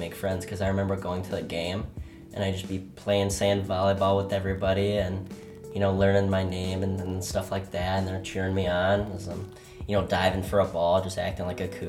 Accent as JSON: {"language": "English", "town": "Braidwood", "region": "Illinois", "country": "United States", "tie": "born or raised there", "moved": "as an adult", "lives_now": "Whitewater, United States", "said": "I'm from a small town in Braidwood, Illinois. It's kind of out in the sticks a little bit. definitely grew up in the country in a small kind of fisherman-y area. I grew up around a ton of people who fished."}